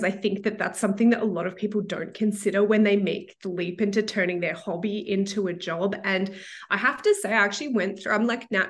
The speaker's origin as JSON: {"language": "English", "town": "Melbourne", "region": "Victoria", "country": "Australia", "tie": "born or raised there", "moved": "as an adult", "lives_now": "Toronto, Canada", "said": "I was born and raised in Melbourne, Australia, which you can probably tell from the accent, but I've been living in Toronto for the last, well, I think we're at nine years now."}